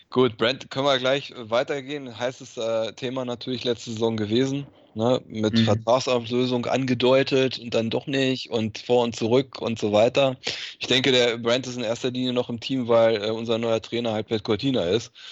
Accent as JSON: {"language": "German", "country": "Germany", "said": "Und, und, ich bin auch Deutscher, ist kein Grund, mich zu verpflichten."}